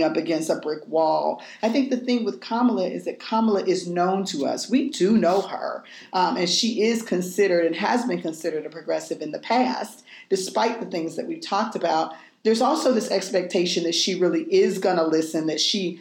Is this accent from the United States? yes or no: yes; Ohio, United States; I'm from Ohio.